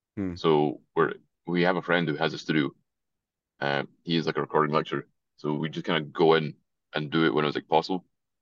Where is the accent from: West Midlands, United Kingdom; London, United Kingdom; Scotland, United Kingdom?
Scotland, United Kingdom; accent: Scottish; as far as Scottish accents go as well, I have a pretty weird one because my family's, like, Irish, so it's a bit of a weird mix. Like, other people in Scotland think I sound like American.